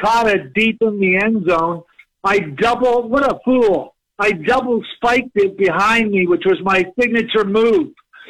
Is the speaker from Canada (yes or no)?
yes; Canada; to have won both as a Canadian